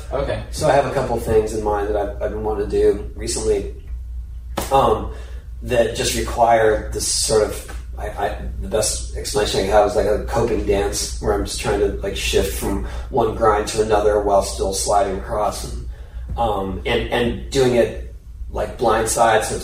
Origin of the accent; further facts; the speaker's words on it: San Diego, California, United States; I grew up in San Diego.